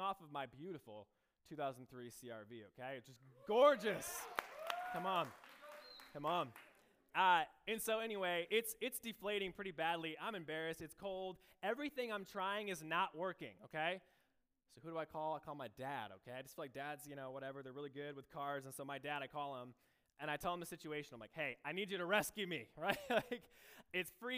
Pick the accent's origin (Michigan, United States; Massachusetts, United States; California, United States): Michigan, United States; moved away as an adult; now in Iowa, United States; I grew up in Michigan